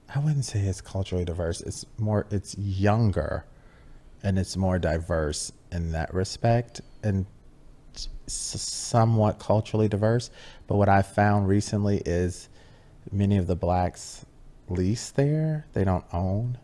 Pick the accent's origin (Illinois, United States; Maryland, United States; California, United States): Illinois, United States; Chicago; I come from Chicago, Illinois, uh, Southwest Side, uh, middle class, working middle class neighborhood